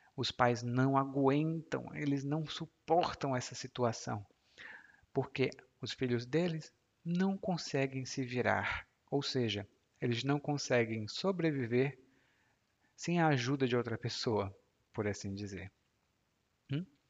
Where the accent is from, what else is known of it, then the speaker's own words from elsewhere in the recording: Maracanaú, Ceará, Brazil; moved away as an adult; also born or lived in Fortaleza; Eu Nasci em Fortaleza, mas cresci em Maracanaú